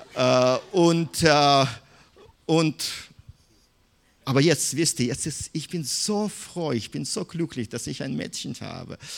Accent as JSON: {"language": "German", "region": "Minsk", "country": "Belarus", "tie": "born or raised there", "second_language": "German", "moved": "yes", "said": "ich bin in Minsk geboren"}